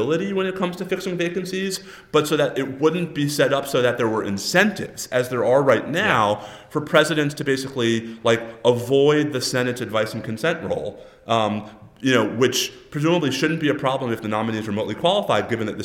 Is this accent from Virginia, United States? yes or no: no; New Yorker, United States; Texan New Yorker